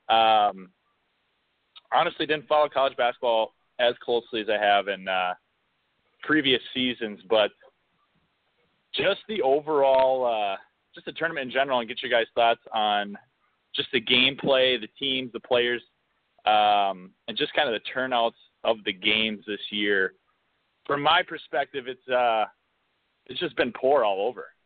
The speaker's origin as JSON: {"language": "English", "town": "Minneapolis", "region": "Minnesota", "country": "United States", "said": "I am from uh, Minneapolis."}